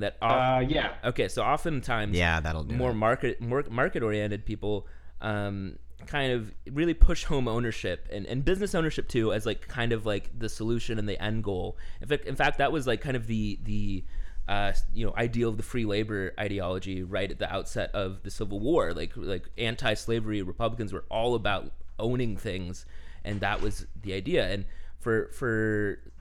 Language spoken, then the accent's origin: English; Houston, Texas, United States; moved away; my hometown of Houston, Texas